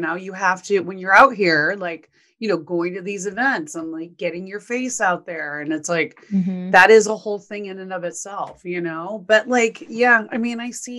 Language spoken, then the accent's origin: English; Texas, United States; And you know, Texas is my home state also. So I miss the people in Texas